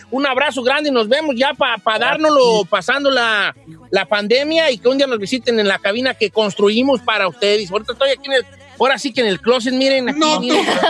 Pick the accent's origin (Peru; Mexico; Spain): Mexico; Mexico City; also born or lived in Texcoco, State of Mexico; now in United States; soy chilango